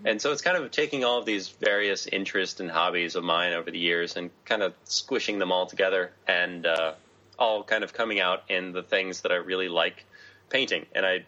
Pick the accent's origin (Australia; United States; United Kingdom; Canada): Australia; as an Australian, my girlfriend got instant visa there and it's super easy for me to get a year long visa.